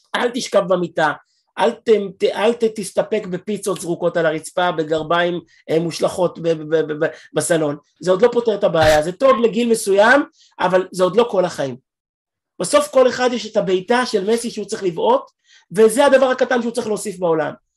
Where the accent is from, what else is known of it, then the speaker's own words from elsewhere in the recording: Israel; אני ישראלי, והילדים שלי אמריקאים, בגלל אשתי